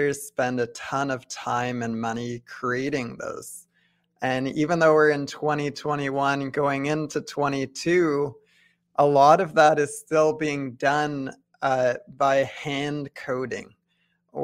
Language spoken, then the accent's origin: English; Ottawa, Ontario, Canada; I was born and raised in Ottawa. I went to high school here